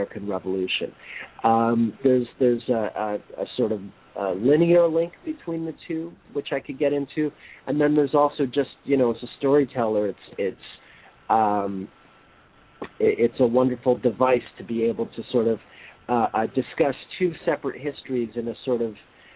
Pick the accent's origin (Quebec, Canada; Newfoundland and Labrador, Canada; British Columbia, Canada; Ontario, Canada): Quebec, Canada; Montreal; I was born and raised in Montreal, I have a Canadian passport